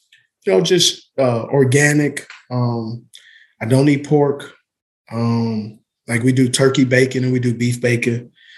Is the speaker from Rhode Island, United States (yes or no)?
no; California, United States; I'm from Cali, so organic, and you know, I love sourdough and fresh orange juice.